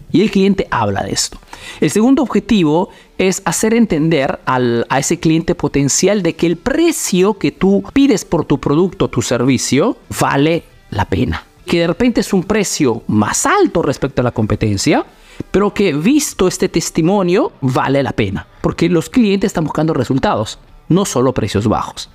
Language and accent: Spanish; Peru; now in Italy